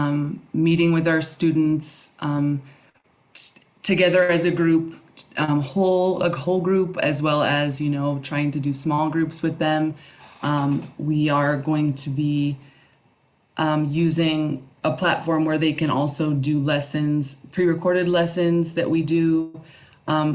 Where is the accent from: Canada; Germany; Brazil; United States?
United States; Phoenix, Arizona; moved away as an adult; now in Guadalajara, Mexico; I grew up in Phoenix, Arizona